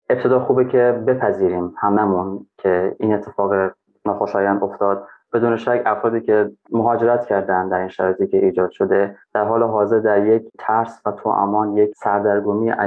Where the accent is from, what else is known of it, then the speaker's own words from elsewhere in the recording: Afghanistan; ببین من افغان هستم از افغانستان هستم تو ایرانی هستی